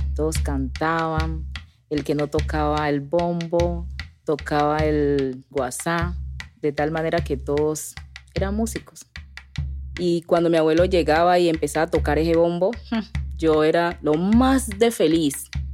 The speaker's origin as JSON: {"language": "Spanish", "town": "Guapi", "region": "Cauca", "country": "Colombia", "tie": "born or raised there", "moved": "yes", "said": "Yo soy del Pacífico, yo andaba descalza, yo en algunas veces le ayudé a sembrar arroz a mis papás"}